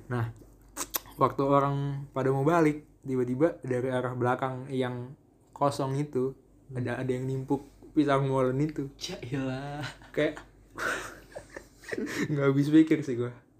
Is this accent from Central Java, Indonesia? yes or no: yes; Magelang, Central Java, Indonesia; Gue gue Magelang